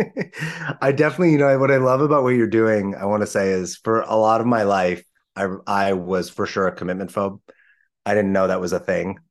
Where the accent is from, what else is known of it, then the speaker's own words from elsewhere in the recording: Los Angeles, California, United States; I grew up in Los Angeles in the 80s and 90s